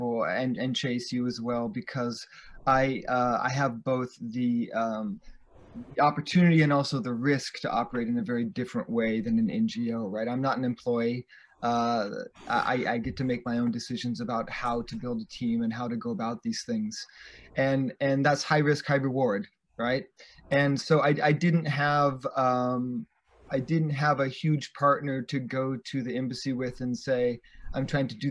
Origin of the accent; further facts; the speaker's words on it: United States; as an American